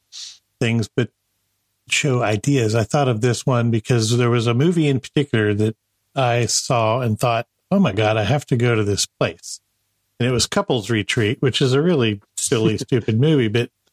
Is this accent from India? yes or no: no; Marshall Islands; Yes, I grew up in the Marshall Islands, which is somewhere between Asia and Australia, out there in the very South Pacific, near the Breadfruit Islands.